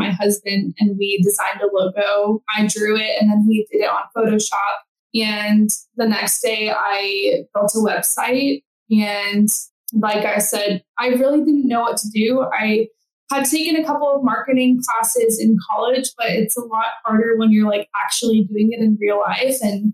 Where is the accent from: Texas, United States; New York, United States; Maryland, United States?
Texas, United States; Central; also born or lived in Nashville, Tennessee; I grew up here in Central Texas.